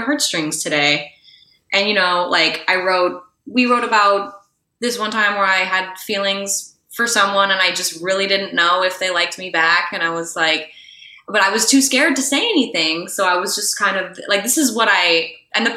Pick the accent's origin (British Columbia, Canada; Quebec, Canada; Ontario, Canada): Quebec, Canada; Montreal; first language English; I'm from Canada, but, you know, because like Quebec is a whole other... and Montreal is a whole other music scene. And I feel like really grateful that I got to grow up around that kind of, you know, music